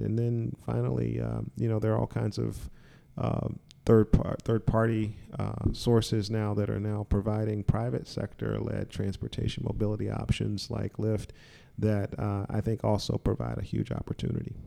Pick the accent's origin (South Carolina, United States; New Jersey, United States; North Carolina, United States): North Carolina, United States; Charlotte; I grew up in Charlotte, North Carolina